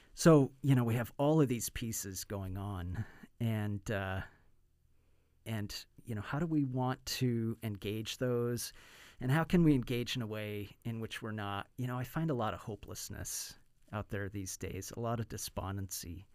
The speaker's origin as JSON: {"language": "English", "country": "United States", "also_born_or_lived": "Bay Area, California", "said": "as an American"}